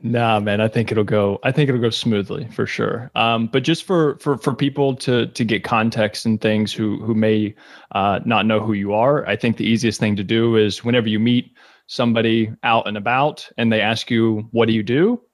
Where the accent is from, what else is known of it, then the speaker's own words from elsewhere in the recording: Kentucky, United States; now in New York City, United States; I was born and raised in Kentucky